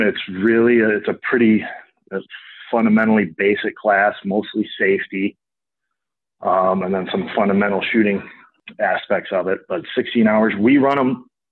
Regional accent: Lake Forest, Illinois, United States; I grew up in Lake Forest. I moved here when I was a little kid and went to Deer Path and Lake Forest High School

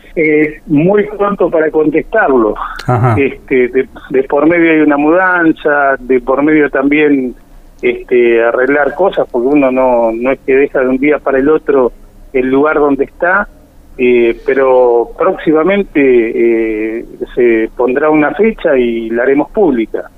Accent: Tandil, Buenos Aires Province, Argentina; also born or lived in Santa Cruz; now in Lomas de Zamora, Argentina; Nací en Tandil, provincia de Buenos Aires

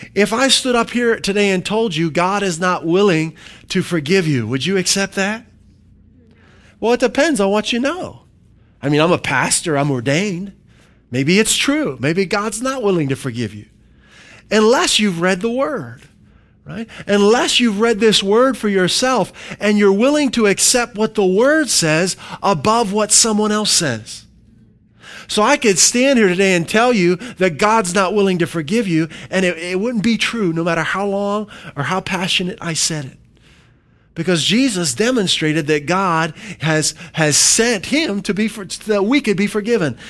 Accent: Pennsylvania, United States; moved away; when I grew up in Pennsylvania

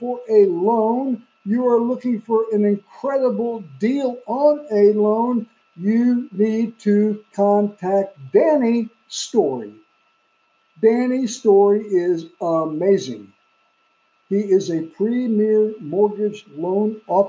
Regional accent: New York City, New York, United States; Brooklyn, New York, my hometown

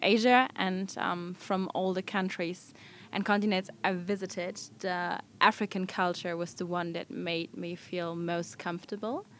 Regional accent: Germany; I'm from Germany, a traveler.

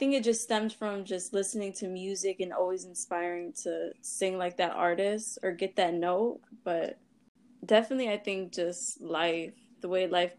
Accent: Dearborn, Michigan, United States; I'm from Wayne County. I just say Detroit, but people will know like Dearborn area. So I grew up in Dearborn

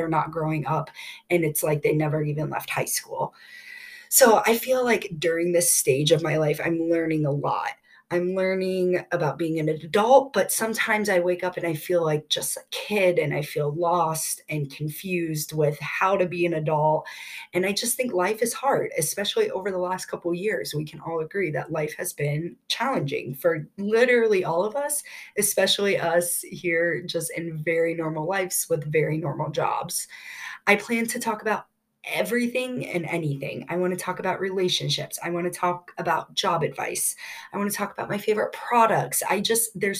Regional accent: Columbus, Ohio, United States; I've been born and raised in Columbus, Ohio

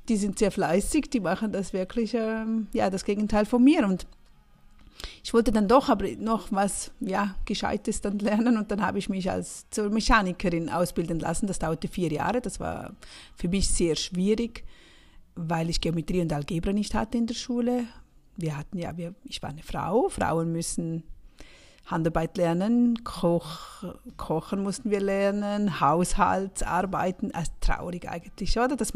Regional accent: St. Gallen, Switzerland; Aufgewachsen bin ich im Rheintal, St. Galler Rheintal, das ist an der Grenze zu Österreich.

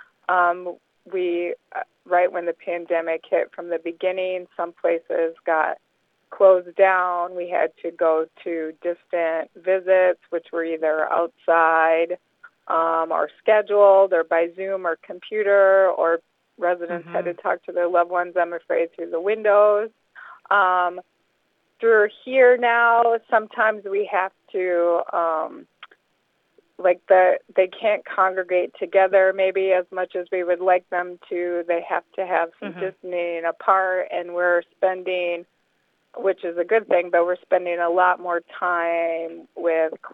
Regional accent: Wisconsin, United States; moved away as an adult; also born or lived in Florida; We moved back to Wisconsin from Florida

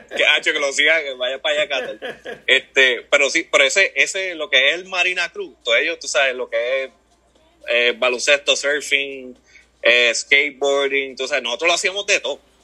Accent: Toa Baja, Puerto Rico; yo me crié en, en Levitown, por allá toda baja

